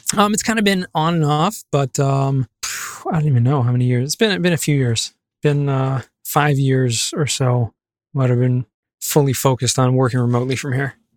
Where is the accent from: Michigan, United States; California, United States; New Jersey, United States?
California, United States; Los Angeles; moved away as an adult; also born or lived in San Diego; now in Jerusalem, Israel; I grew up in Southern California, um, San Fernando Valley.